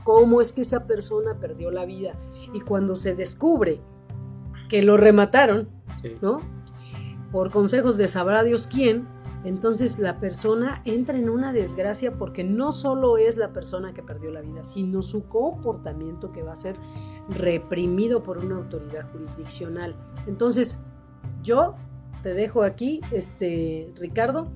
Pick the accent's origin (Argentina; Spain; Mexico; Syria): Mexico; Cuernavaca, Morelos; yo crecí así, soy de Cuernavaca